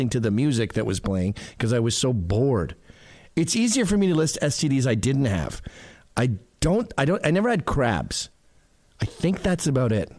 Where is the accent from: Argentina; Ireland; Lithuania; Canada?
Canada; now in United States; I'm Canadian